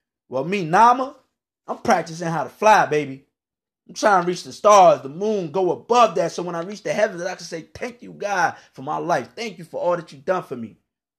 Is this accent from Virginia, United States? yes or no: yes; Virginia, United States; now in North Carolina, United States; But I grew up in the Washington, D.C. area, Northern Virginia to be exact. Right now, I live in North Carolina.